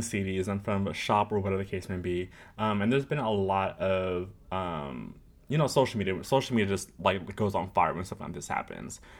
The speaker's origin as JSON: {"language": "English", "town": "Riverside", "region": "California", "country": "United States", "tie": "born or raised there", "said": "Riverside, California, where I was born and raised. Well, not born"}